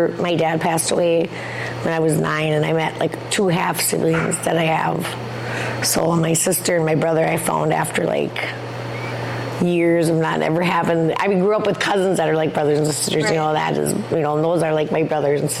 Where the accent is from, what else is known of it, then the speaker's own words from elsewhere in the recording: Bad River, Wisconsin, United States; now in Ashland, United States; I'm from Bad River. I have 4 children. I've lived in Bad River like my whole life.